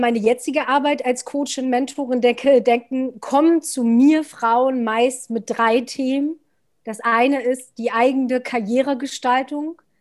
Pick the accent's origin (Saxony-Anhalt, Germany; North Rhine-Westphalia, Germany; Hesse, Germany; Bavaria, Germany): Saxony-Anhalt, Germany; Altmark, northern; moved away as an adult; now in Berlin, Germany; lebe seit zwölf Jahren in Berlin und bin aufgewachsen im Norden von Sachsen-Anhalt in einer wunderschönen Altmark